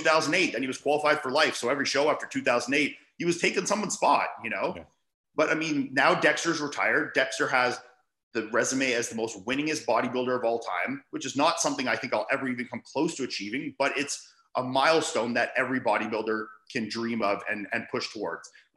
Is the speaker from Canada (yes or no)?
yes; Canada; being a Canadian